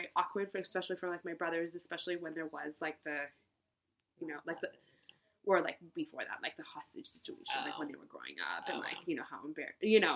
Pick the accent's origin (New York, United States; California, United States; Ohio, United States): California, United States; Marin; also born or lived in San Francisco; I grew up in Marin, just north